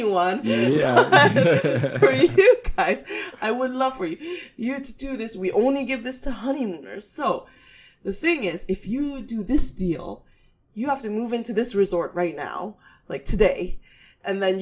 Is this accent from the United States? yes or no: yes; New York City, New York, United States